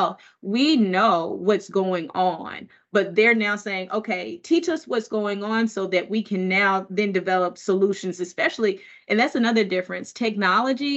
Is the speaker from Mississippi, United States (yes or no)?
yes; Mississippi, United States; now in Massachusetts, United States; growing up in Mississippi